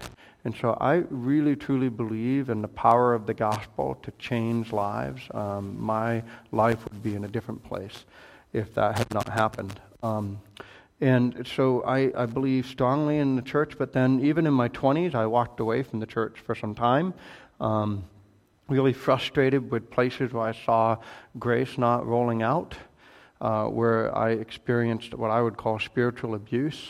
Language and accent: English; Bangor, Maine, United States; moved away as an adult; also born or lived in Michigan / Ohio; I grew up on the East Coast in kind of at the edge of the Maine woods in the last large city there before you get into the north in Bangor, Maine.